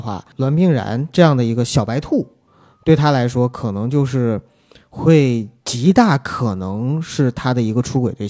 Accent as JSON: {"language": "Chinese", "region": "Northeast China", "country": "China", "said": "因为我们东北话说就蹭秃噜皮了"}